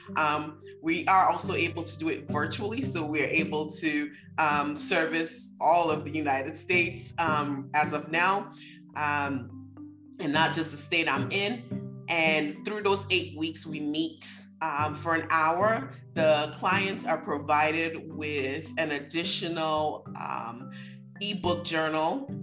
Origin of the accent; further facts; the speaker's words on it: Nigeria; growing up in Nigeria, it's almost like we don't want to talk about anything bad